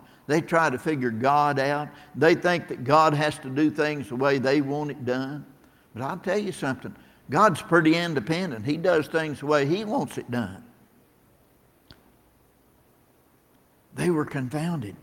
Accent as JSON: {"language": "English", "region": "Tennessee", "country": "United States", "also_born_or_lived": "Michigan", "accent": "Southern", "moved": "as an adult", "said": "When I moved to Michigan from Tennessee"}